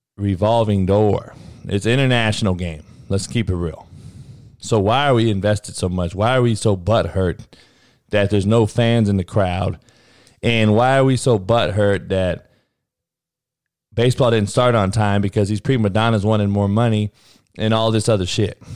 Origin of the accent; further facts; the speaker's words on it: Compton, California, United States; I was the only white boy growing up in Compton during the eighties and nineties